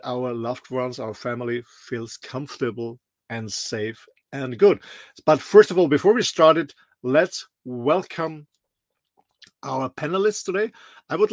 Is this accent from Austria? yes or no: yes; Austria; moved away; I'm originally from Austria, a small little country in the middle of Europe.